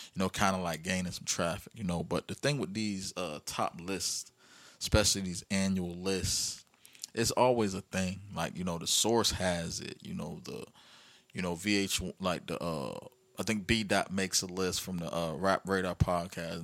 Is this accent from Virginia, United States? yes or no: yes; Virginia, United States; my hometown, Virginia